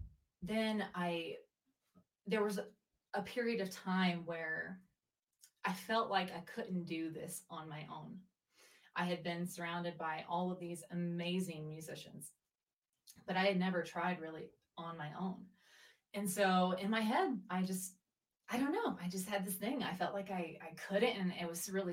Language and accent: English; Mississippi, United States; also born or lived in Arizona; now in Denver, United States; Originally, I'm from Mississippi